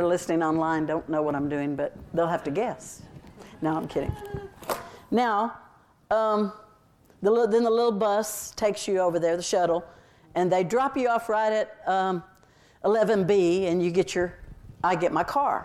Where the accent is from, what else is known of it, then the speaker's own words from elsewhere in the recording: Texas, United States; I'm a Texan